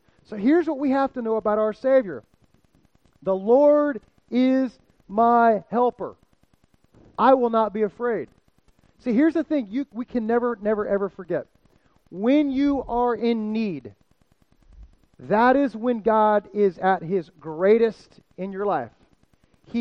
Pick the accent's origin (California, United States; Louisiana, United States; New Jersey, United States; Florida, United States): Florida, United States; South; moved away; I'm from South Florida